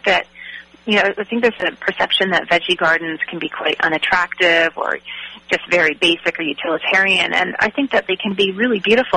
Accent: Vancouver, British Columbia, Canada; also born or lived in Athens; I was born and raised here. I went away for university and lived in Athens for a very brief period. But, yeah, mostly born and raised in Vancouver.

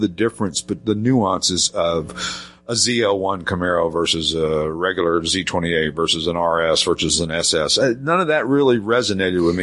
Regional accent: Knoxville, Tennessee, United States; we moved to another area where I grew up in Knoxville, Tennessee

